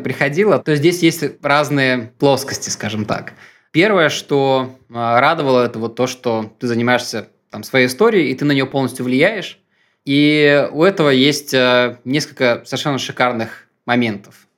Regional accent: Minsk, Belarus; moved away as an adult; now in Russia; я сам из Минска

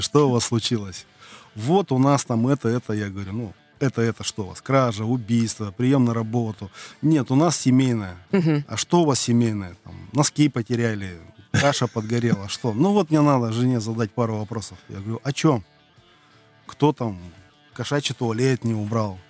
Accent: Irkutsk, Irkutsk Oblast, Russia; moved away as an adult; also born or lived in Kuban; now in Krasnodar Krai, Russia; мы из Сибири, мы из славного города Иркутска, с середины земли, с Байкала

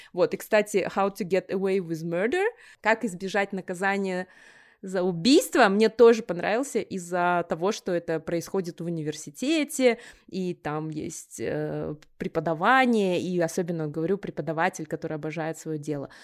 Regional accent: Kazakhstan; also born or lived in United States

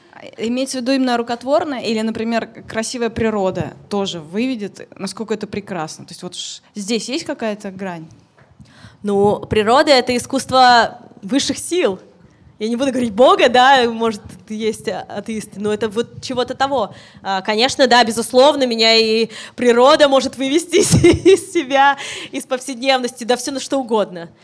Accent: Orichi, Kirov Oblast, Russia; я из Оричи, из поселка из своего

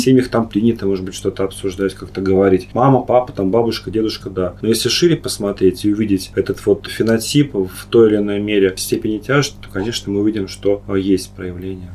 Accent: Moscow, Russia; мы, москвичи

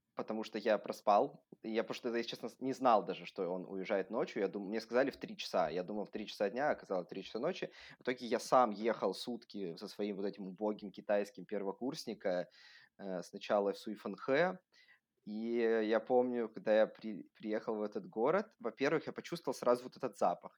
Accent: Vladivostok, Primorsky Krai, Russia; moved away as an adult; also born or lived in Shanghai, China; now in Germany; я сам родился во Владивостоке, всю жизнь там, ну, не всю жизнь, там до каких-то 22 лет я там жил.

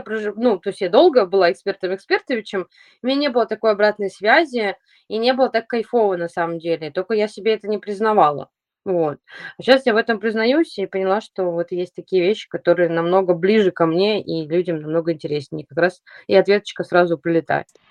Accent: Saint Petersburg, Russia; Я, э, из Санкт-Петербурга, и я уже десять лет хожу по городу

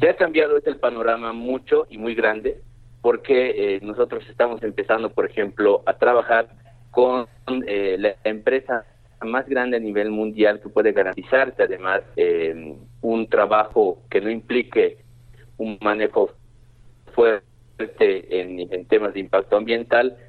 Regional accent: Bolivia

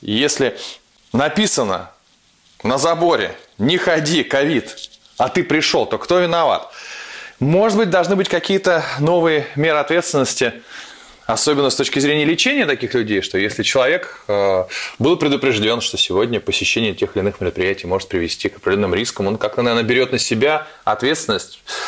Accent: Saint Petersburg, Russia; мой родной город Петербург

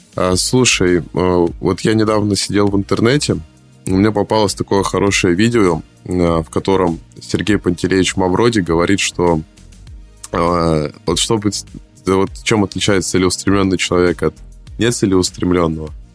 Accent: Saint Petersburg, Russia; я из Питера, я звоню в Москву

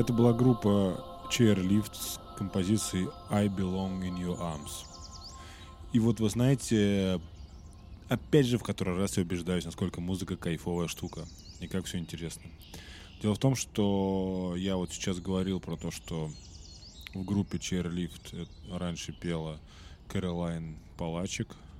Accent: Russia; я э, из России

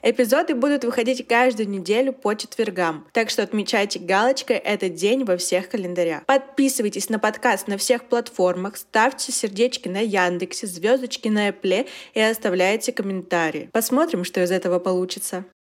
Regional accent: Yekaterinburg, Sverdlovsk Oblast, Russia; мне 21, и я из Екатеринбурга

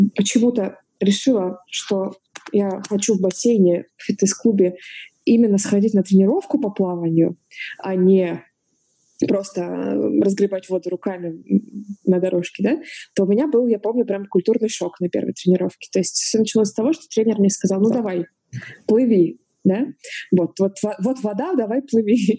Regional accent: Novorossiysk, Krasnodar Krai, Russia; я родилась, выросла в Новороссийске, берег Черного моря

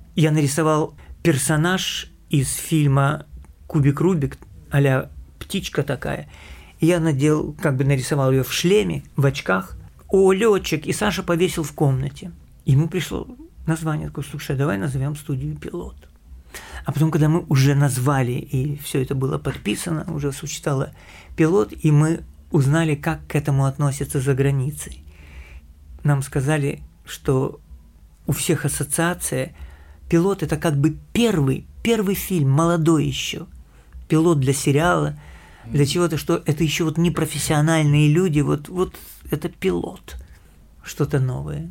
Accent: Kyiv, Ukraine; moved away; also born or lived in United States / Russia; Я киевлянин, я родился в Киеве

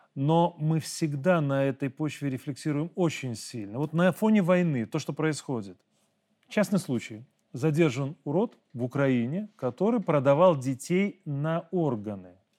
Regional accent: Belarus; мы, белорусы

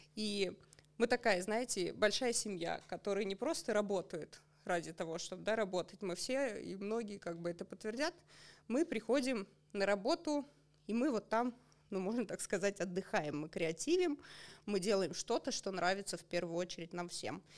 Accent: Otradny, Russia; moved away; Сама я родом из Отрадного, а мои родители до сих пор живут там.

